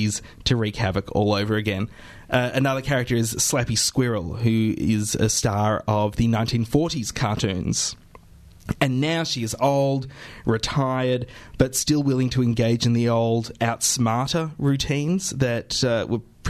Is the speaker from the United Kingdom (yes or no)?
no; Australia; boys growing up in Australia in the 80s knew very, very well. And then, clearly I'm one of them